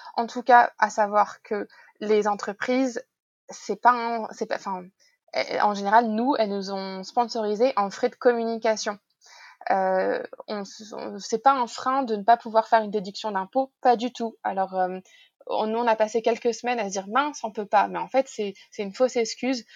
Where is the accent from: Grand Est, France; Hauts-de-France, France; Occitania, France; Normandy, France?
Normandy, France; moved away; also born or lived in Paris; dans le village de mes parents, là où j'ai grandi